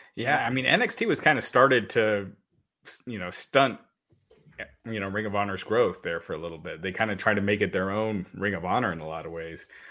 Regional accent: Kentucky, United States; that's where I was born. I was born in Kentucky, me and my sister both

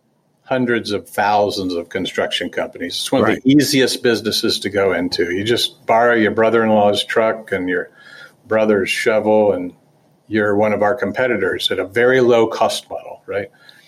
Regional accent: Dayton, Ohio, United States; not so good if you wanted to work in Dayton and save a little money and live at home, because I was from Dayton.

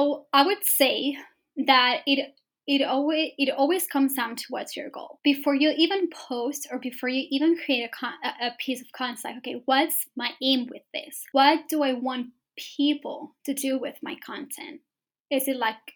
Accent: Spain; moved away as an adult; now in London, United Kingdom; moved to London, because I'm from Spain, right? So I moved to London to start my business

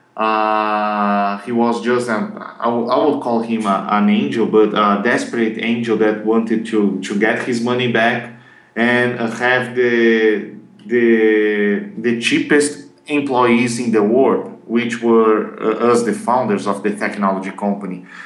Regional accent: Brazil; English is a second language; I'm from Brazil

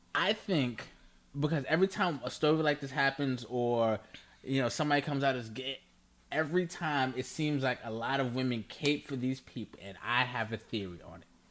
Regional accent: New York, United States; I'm we're from New York, so he was our mayor

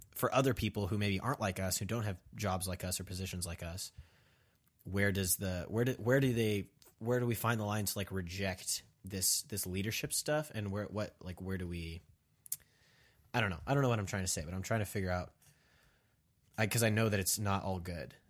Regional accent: Kansas, United States; I'm from Kansas

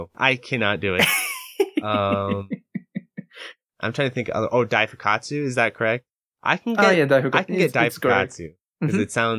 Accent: United States; I'm very American mm-hmm. in that way.

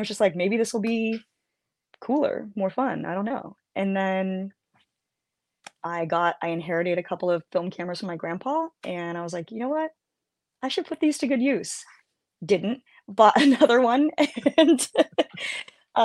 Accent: San Jose, California, United States; When I was a kid growing up in San Jose

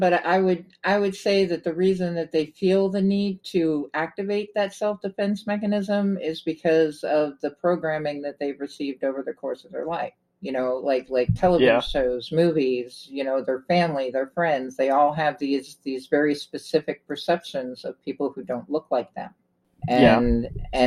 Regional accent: Trenton, New Jersey, United States; I was born in Trenton, New Jersey, so I grew up in the inner city

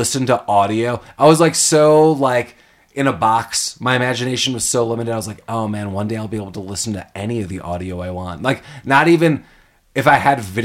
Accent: Chicago, Illinois, United States; moved away; I'm from Chicago

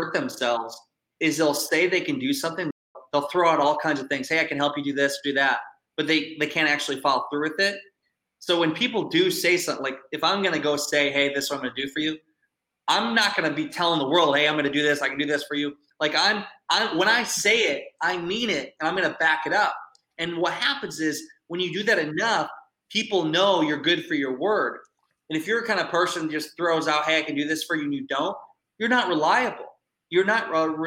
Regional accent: Iowa, United States; I grew up in Iowa.

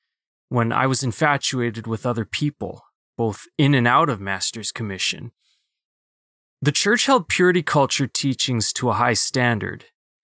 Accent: Philippines; Being a Filipino, that was, it was a little bit easier for me to kind of mask my Asian part.

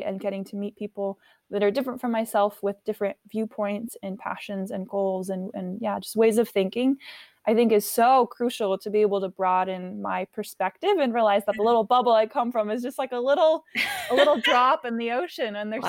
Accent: France; born there; I mean, like I mentioned earlier, I was born in France, and so my parents always kind of infused this desire

